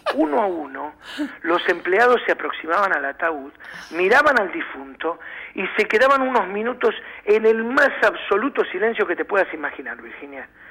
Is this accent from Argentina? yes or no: yes; Argentina; como buenos argentinos